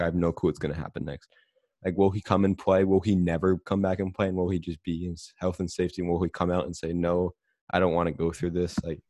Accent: Charlotte, North Carolina, United States; They're my hometown team.

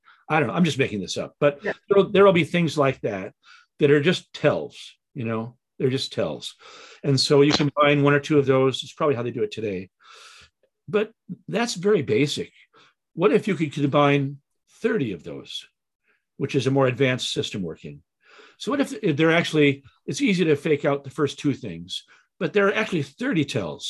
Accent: Chicago, Illinois, United States; moved away; I came from Chicago

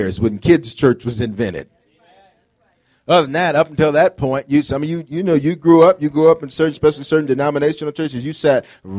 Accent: the South, United States; now in Denver, United States; I come from the South

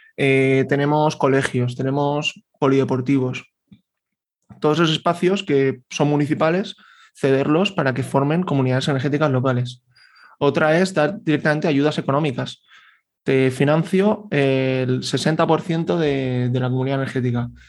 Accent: Valencian Community, Spain; yo que soy valenciano

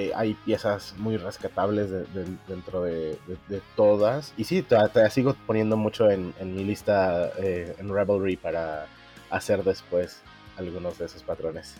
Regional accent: Mexico City, Mexico; moved away as an adult; now in Culiacán, Mexico; yo nací en la Ciudad de México, actualmente tengo 34 años

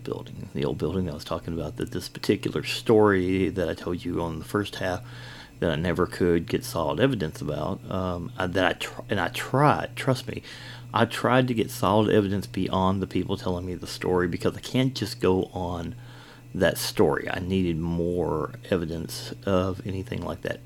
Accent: Kentucky, United States; also born or lived in Georgia; I am from Kentucky here.

